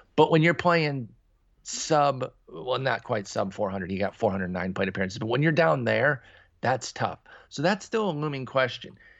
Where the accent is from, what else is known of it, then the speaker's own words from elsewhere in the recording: Midwest, United States; now in Texas, United States; I grew up in the Midwest. I now live in Texas